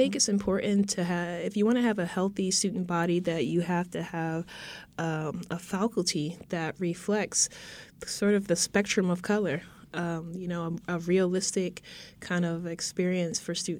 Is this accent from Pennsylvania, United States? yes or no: yes; Philadelphia, Pennsylvania, United States; also born or lived in Virgin Islands / New England / New Jersey; I grew up in Philadelphia